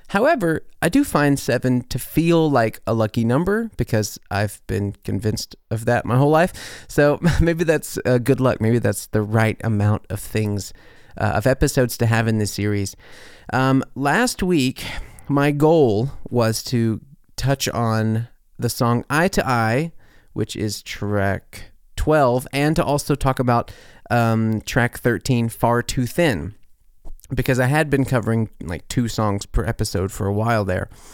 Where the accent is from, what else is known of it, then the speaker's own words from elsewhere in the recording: Corinth, Mississippi, United States; my hometown, Corinth, Mississippi.